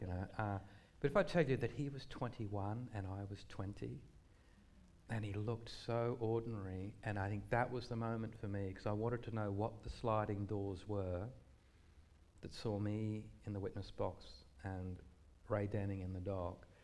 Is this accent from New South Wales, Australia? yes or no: yes; Gundagai, New South Wales, Australia; I grew up in Gundagai